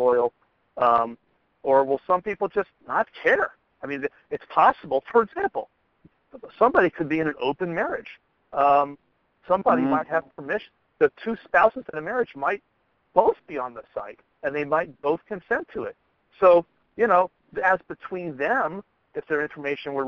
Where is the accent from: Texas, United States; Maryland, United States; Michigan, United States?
Maryland, United States; I am from Maryland